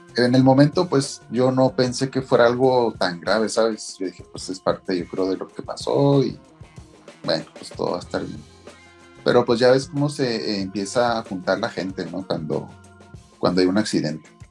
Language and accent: Spanish; Meoqui, Chihuahua, Mexico; Y soy de Mioki, Chihuahua.